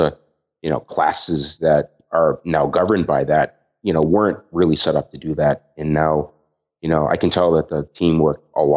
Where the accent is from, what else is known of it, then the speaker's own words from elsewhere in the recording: Boston, Massachusetts, United States; moved away as an adult; now in Australia; as a Bostonian